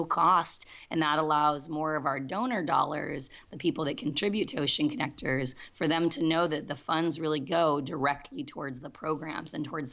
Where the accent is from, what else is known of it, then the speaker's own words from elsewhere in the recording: Southern California, United States; I grew up playing outside in Southern California